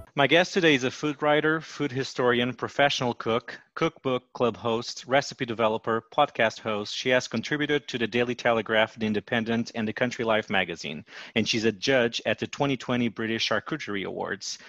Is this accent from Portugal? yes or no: yes; Portugal; moved away as an adult; now in Washington, D.C., United States; I'm originally from Portugal and I've been living in Washington, D.C. for the last nine years.